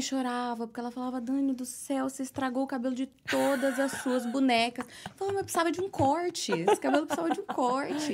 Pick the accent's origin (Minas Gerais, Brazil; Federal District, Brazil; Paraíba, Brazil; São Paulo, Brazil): São Paulo, Brazil; São Bernardo do Campo; moved away as an adult; now in New York, United States; sou de São Paulo, nasci na Lapa. Uhum. Passei a maior parte da minha vida no ABC, São Bernardo do Campo